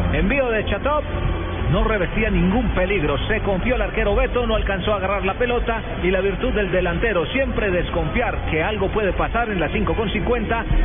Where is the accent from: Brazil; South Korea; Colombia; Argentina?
Colombia; uno como colombiano